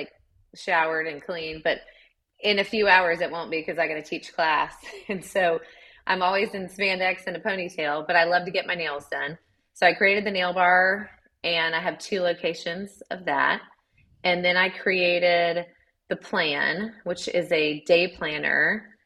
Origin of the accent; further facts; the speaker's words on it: Chattanooga, Tennessee, United States; moved away as an adult; now in Columbia, United States; I'm from Chattanooga, Tennessee.